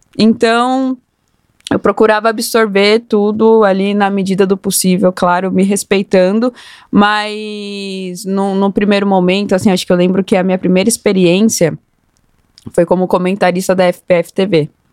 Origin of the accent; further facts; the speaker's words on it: Osasco, São Paulo, Brazil; Eu venho de periferia, eu sou da zona norte de Osasco